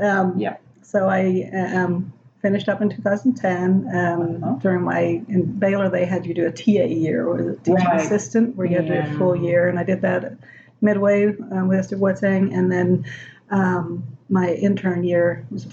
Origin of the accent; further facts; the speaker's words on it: Northern Ireland, United Kingdom; moved away as an adult; also born or lived in Belgium / Flanders; now in Waco, United States; I grew up in Northern Ireland, and I just loved languages